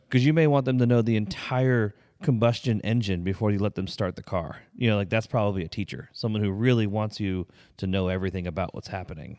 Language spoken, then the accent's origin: English; Pennsylvania, United States; moved away; we grew up in Pennsylvania